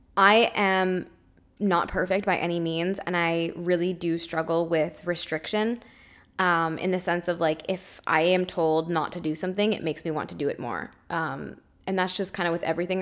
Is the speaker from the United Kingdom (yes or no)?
no; Canada; grew up, and I'm in a family that is normal eaters. They eat gluten, they eat dairy, they, they, they eat the standard American diet, despite being Canadian